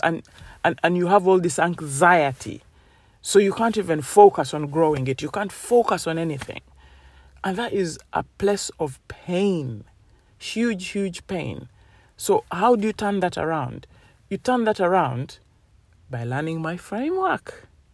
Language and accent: English; Uganda; moved away; I come from Uganda